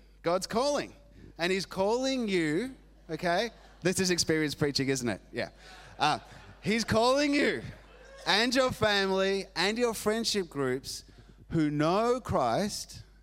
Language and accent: English; Argentina; moved away; I grew up in Argentina